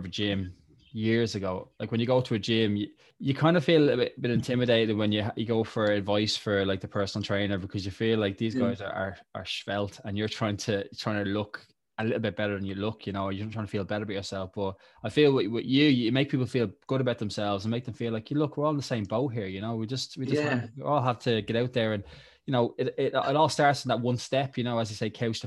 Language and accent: English; Dublin, Leinster, Ireland; also born or lived in England / Scotland; growing up in Tala